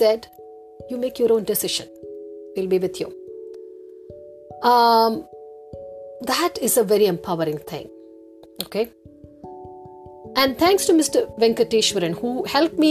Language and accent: English; Chennai, Tamil Nadu, India; moved away as an adult; also born or lived in Erode / Mumbai; I got posted to my hometown, Chennai